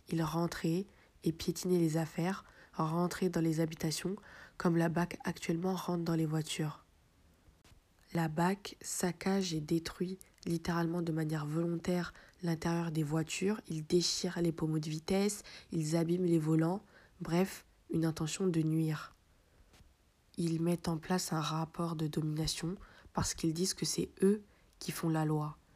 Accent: France; je suis né en France, j'ai grandi en France, j'ai fait l'armée en France, et je me sens pas une seconde euh, chez moi.

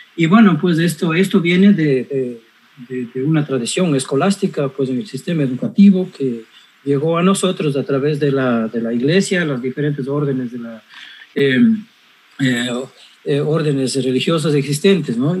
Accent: Cañar, Ecuador; en mi pueblo, en Cañar

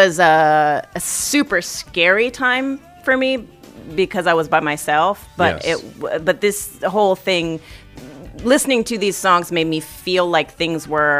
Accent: Hawaii, United States; moved away; also born or lived in Whitman College, Washington; I realized that I was Asian for the first time. It was a big thing for me. I was like, because I grew up in Hawaii. That most people are Asian in Hawaii.

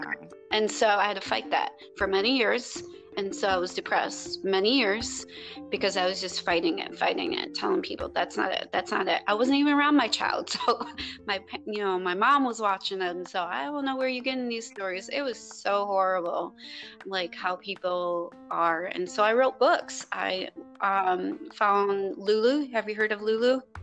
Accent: Chicago, Illinois, United States; moved away as an adult; also born or lived in Wisconsin; now in Texas, United States; I'm from Chicago

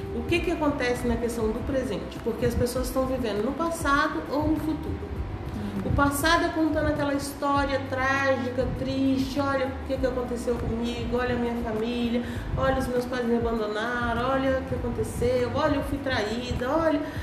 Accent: Brasília, Federal District, Brazil; moved away as an adult; also born or lived in Goiás / Finland; sou goiana, nasci no Goiás, morei minha vida toda em Brasília

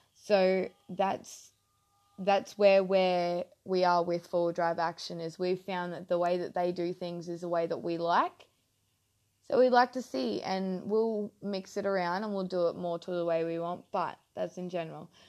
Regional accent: Mackay, Queensland, Australia; moved away as an adult; now in North Queensland, Australia; I'm originally from Mackay, down south, just a little bit down south

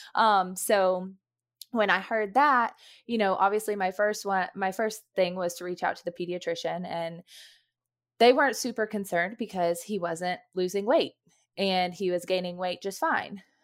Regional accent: Knoxville, Tennessee, United States; moved away as an adult; now in North Georgia, United States; I'm originally from Knoxville, Tennessee, that's where my family lives

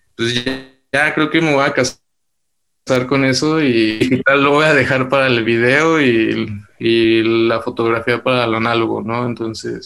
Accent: Durango, Mexico; de donde yo soy eh, realmente es algo pequeño y todavía está creciendo, es un lugar hermoso, es Durango

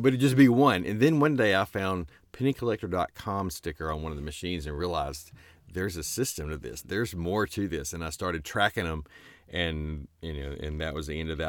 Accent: Starkville, Mississippi, United States; I'm from Starkville

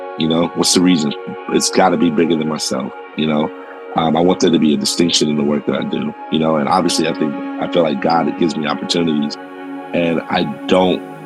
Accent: Palo Alto, California, United States; I grew up in Palo Alto, California.

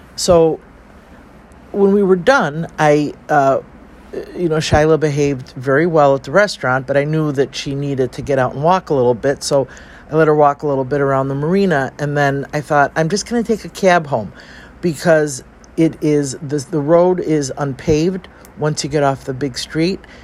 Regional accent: Chicago, Illinois, United States; I'm from Chicago too

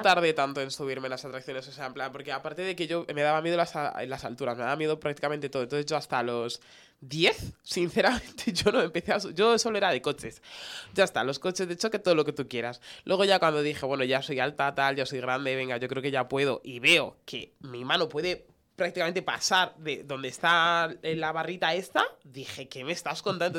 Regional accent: Getafe, Community of Madrid, Spain; yo soy de Getafe

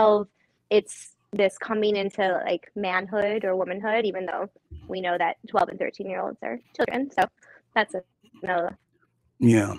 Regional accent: Chicago, Illinois, United States; also born or lived in Arizona; I'm from Chicago. I travel quite a bit, but from Chicago, went to school at University of Arizona. But aside from the 4 years there, I've been in Chicago

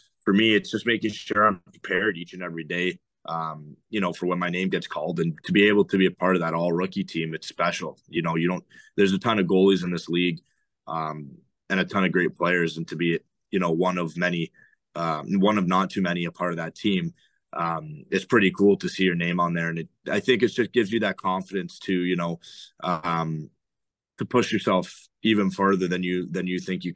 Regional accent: outside of Toronto, Ontario, Canada; I grew up outside of Toronto, both in Ontario

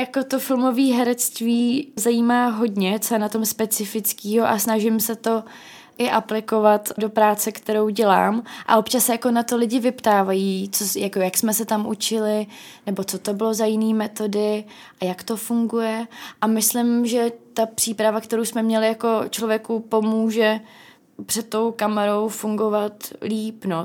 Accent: Ostrava, Moravian-Silesian Region, Czechia; moved away as an adult; also born or lived in England / Ireland; now in Prague, Czech Republic; já jsem z Ostravy

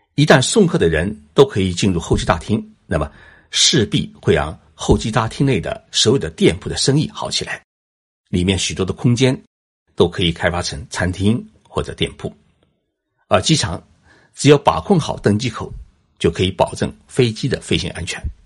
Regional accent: China; now in Tokyo, Japan; 我们中国人

